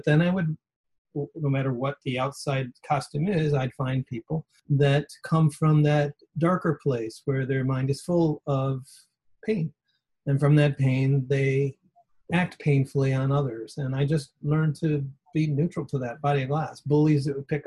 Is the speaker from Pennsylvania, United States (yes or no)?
no; outside Detroit, Michigan, United States; I grew up outside Detroit in the 68 riots. I was 11 years